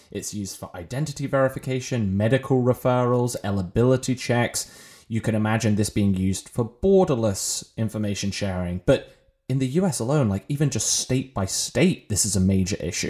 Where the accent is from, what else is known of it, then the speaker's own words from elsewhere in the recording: England, United Kingdom; moved away as an adult; also born or lived in Ireland; now in United States; I am British, uh, and not American. And when I was growing up, I had the wonders of our U K National Healthcare Service.